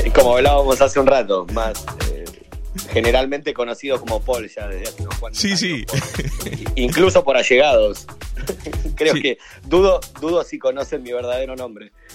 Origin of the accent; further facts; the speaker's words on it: Chivilcoy, Buenos Aires Province, Argentina; soy de Chivilcoy, provincia de Buenos Aires, Argentina.